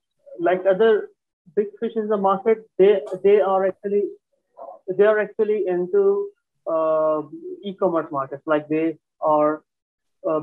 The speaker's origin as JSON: {"language": "English", "town": "Karachi", "region": "Sindh", "country": "Pakistan", "tie": "born or raised there", "also_born_or_lived": "Hyderabad, Pakistan", "said": "born in Hyderabad, Pakistan, and we shifted from Hyderabad to Karachi, from a smaller town to a larger, bigger town when I was 3 to 4 years old."}